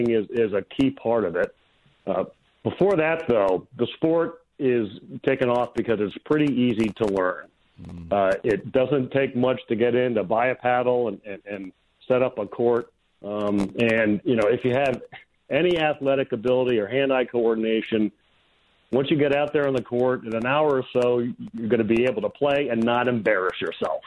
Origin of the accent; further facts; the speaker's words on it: Connecticut, United States; moved away as an adult; also born or lived in Southern California; I grew up in Connecticut